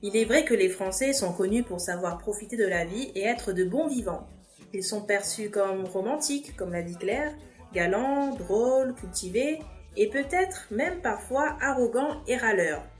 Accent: France; Chinese is a second language; 说起来，作为法国人，我也非常自豪。

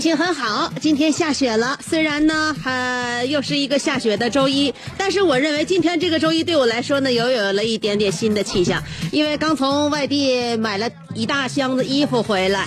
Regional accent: Northeast China, China; 我们东北

